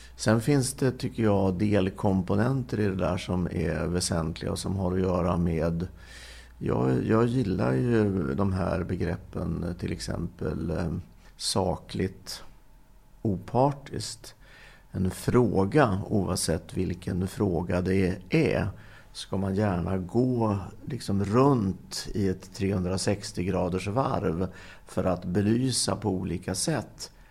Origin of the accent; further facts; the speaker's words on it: Linköping, Östergötland, Sweden; där jag växte upp, Linköping